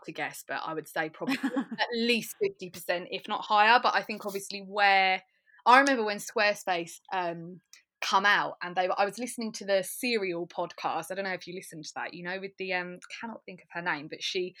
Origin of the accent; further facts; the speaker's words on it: Braintree, East of England, United Kingdom; now in Colchester, United Kingdom; So I'm in Colchester, but I grew up in Braintree